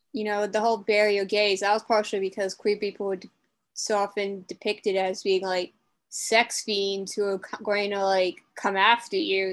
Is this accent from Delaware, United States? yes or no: yes; Delaware, United States; I'm from Delaware